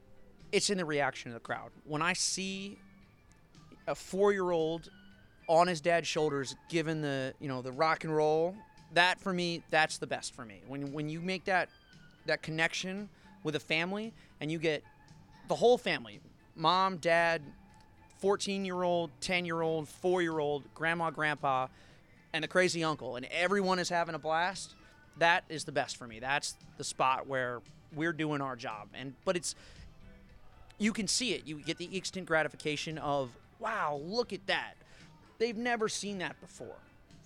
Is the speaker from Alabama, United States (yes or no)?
no; Washington, District of Columbia, United States; For me, it was a big change, lifestyle change moving down here. I came from Washington, D.C., so kind of getting into the Southern living, Southern lifestyle